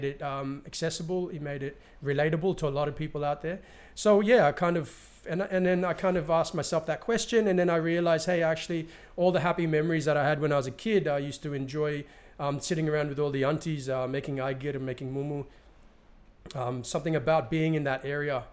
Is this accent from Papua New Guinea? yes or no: yes; New Ireland, Papua New Guinea; moved away; also born or lived in Sydney, Australia / Hong Kong / London, United Kingdom / East New Britain; I'm from Barakah, New Island province